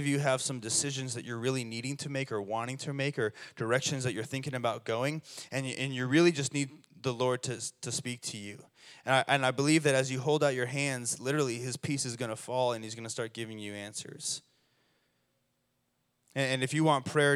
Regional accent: Colorado, United States; now in Redding, United States; I'm from Colorado

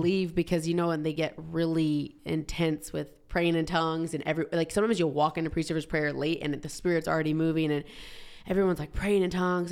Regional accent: Georgia, United States; moved away as an adult; also born or lived in Southern California; now in Boise, United States; I grew up in Georgia, like high school

